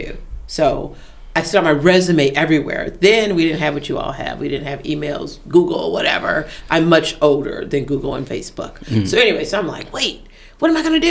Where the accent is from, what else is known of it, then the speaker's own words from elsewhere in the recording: Detroit, Michigan, United States; I'm from Detroit